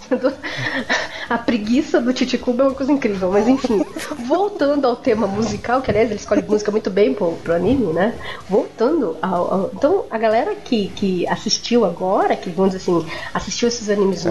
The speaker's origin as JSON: {"language": "Portuguese", "town": "São Vicente", "region": "São Paulo", "country": "Brazil", "said": "eu sou de São Vicente Litoral"}